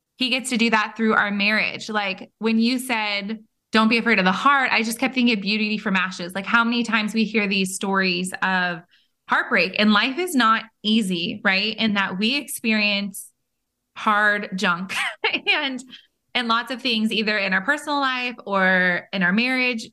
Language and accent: English; Bay Area, California, United States; moved away; I am from California as well and from the Bay Area, so not far from Monterey